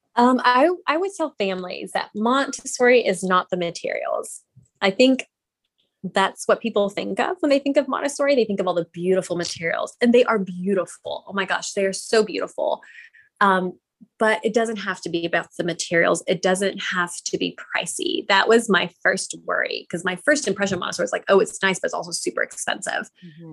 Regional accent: Texas, United States; I'm Indian, and but I was born and raised in Texas

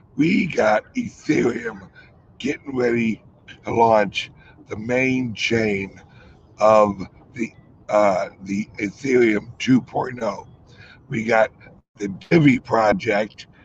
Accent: St. Louis, Missouri, United States; St. Louis, my hometown

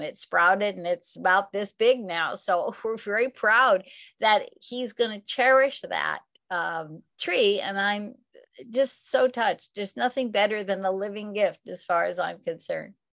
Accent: the Northwest, Pacific Northwest, United States; now in California, United States; I grew up in the Northwest, so I had a lot of evergreens

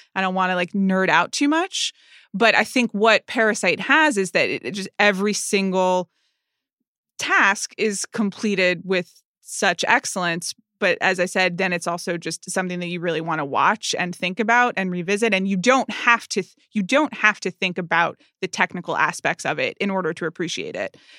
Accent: United States; I'm an American

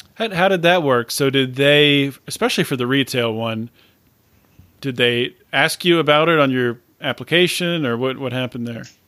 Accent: Pennsylvania, United States; Pennsylvania is probably, that's, that's my home state

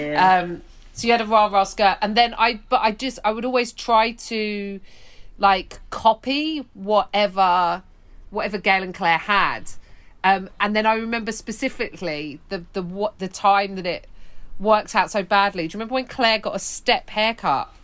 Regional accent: London, United Kingdom; I grew up in West London

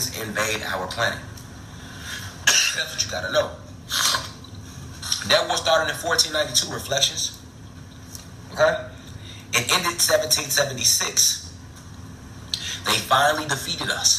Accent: United States

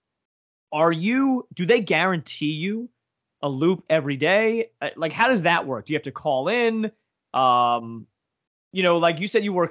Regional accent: Northeast Pennsylvania, United States; we're from Northeast PA

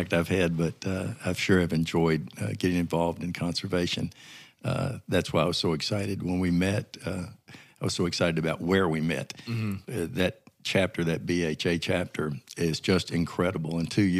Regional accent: Louisville, Kentucky, United States; now in Arkansas, United States; I'm from Louisville, Kentucky. Family of five, older brother and younger sister.

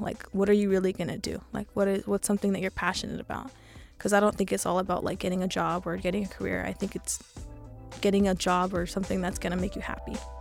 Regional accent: Los Angeles, California, United States; I'm sixteen, and I'm from East L

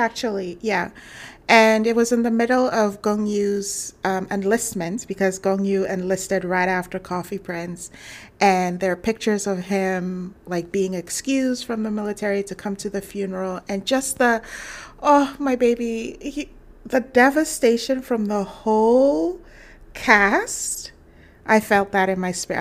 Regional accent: Ghana; I'm from Ghana

